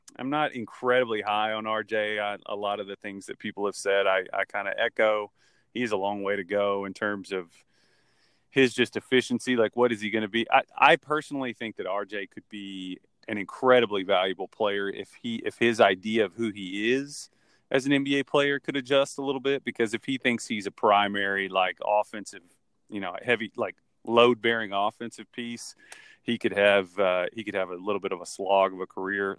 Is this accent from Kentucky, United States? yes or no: yes; Kentucky, United States; growing up in college, college basketball country, basically, 'cause I'm from Kentucky and I live in Louisville